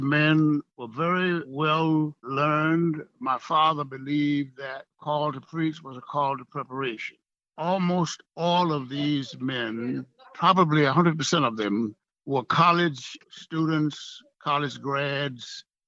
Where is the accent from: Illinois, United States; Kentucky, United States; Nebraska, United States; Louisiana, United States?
Louisiana, United States; Ruston; in my hometown of Ruston, my home parish of Lincoln